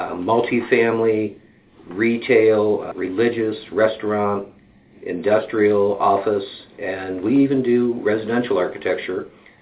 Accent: Columbus, Ohio, United States; moved away as an adult; also born or lived in Cincinnati, Ohio; I'm originally from Columbus, Ohio. Moved down here to go to school at UC.

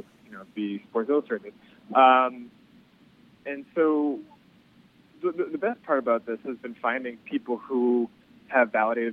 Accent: Boston, Massachusetts, United States; moved away as an adult; now in New York, United States; stay-at-home defenseman growing up in Boston

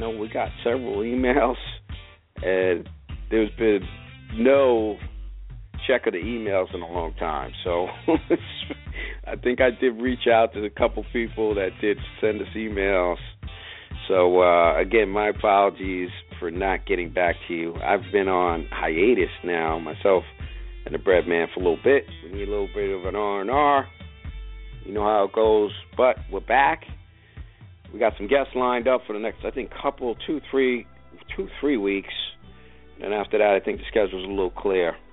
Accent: White Plains, New York, United States; born or raised there

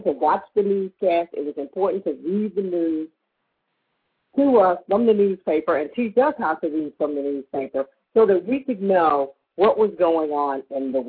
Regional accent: Kansas City, Missouri, United States; moved away as an adult; also born or lived in Washington, District of Columbia, United States; I was born and raised in Kansas City, Missouri

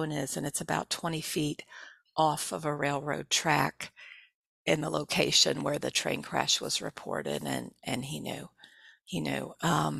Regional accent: Texas, United States; moved away; I grew up in Texas

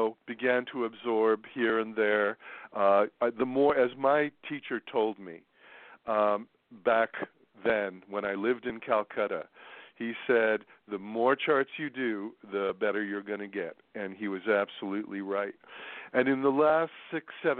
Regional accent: New York, United States; New York. That's my hometown

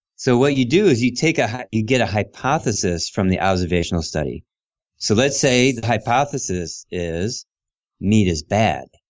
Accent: Ohio, United States; moved away as an adult; also born or lived in Illinois / Ann Arbor, Michigan; I moved from Illinois back to Ohio, mm-hmm. and I lived with my sister

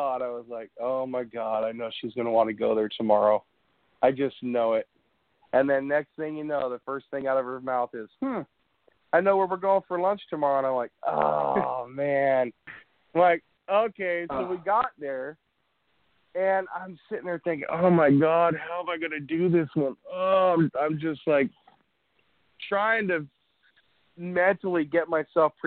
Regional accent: Tillamook, Oregon, United States; I was born and raised in Tillamook, in Tillamook, Oregon.

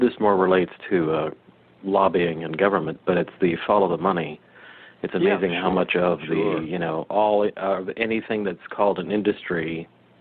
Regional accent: Monterey Peninsula, California, United States; as a kid, I grew up on the Monterey Peninsula

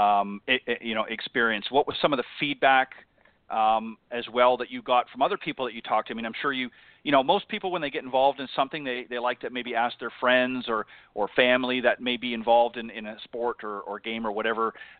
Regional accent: Burlington, Ontario, Canada; also born or lived in Hamilton, Ontario / Toronto, Ontario; I'm originally from Burlington, Ontario, actually born in Hamilton, but lived most of my life in the Burlington, Ontario area and a little bit in Toronto

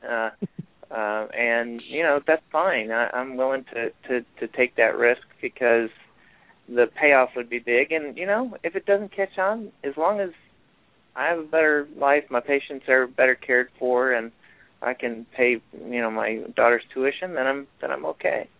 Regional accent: Rochester, New York, United States; growing up in Rochester, New York, where I grew up

